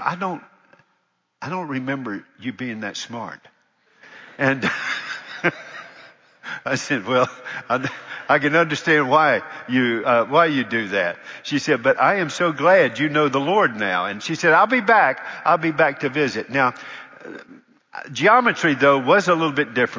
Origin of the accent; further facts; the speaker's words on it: Charlotte, North Carolina, United States; moved away; I really loved being there for 17 years in my hometown. But it was my hometown